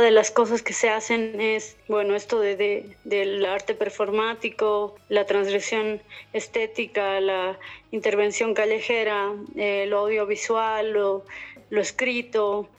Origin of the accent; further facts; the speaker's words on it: La Paz, Bolivia; soy de La Paz, vivo en La Paz.